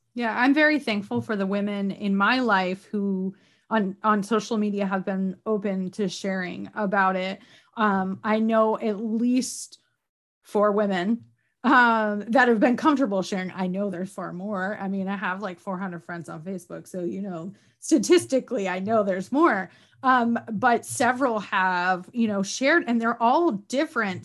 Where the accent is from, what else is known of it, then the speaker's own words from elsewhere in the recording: upstate New York, United States; moved away as an adult; now in Virginia, United States; I'm from Canada practically, like upstate New York, more cows than people, very rural